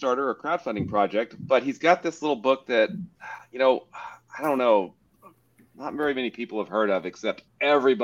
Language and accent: English; Arkansas, United States; I'm from Arkansas